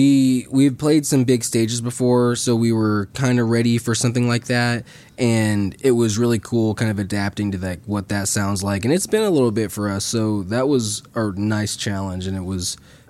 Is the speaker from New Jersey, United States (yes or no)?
no; St. Joseph, Missouri, United States; Well, what's crazy is we're homeschooled from St. Joseph, Missouri.